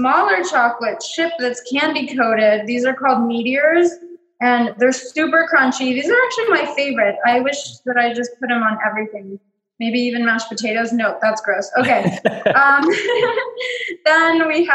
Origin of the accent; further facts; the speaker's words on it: Mexico; moved away; loved piñatas growing up in Mexico